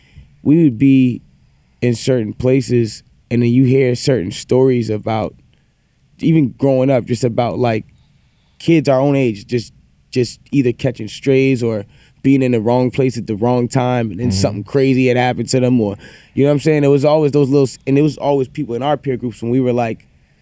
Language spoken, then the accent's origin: English; Toronto, Ontario, Canada; we're all from Toronto.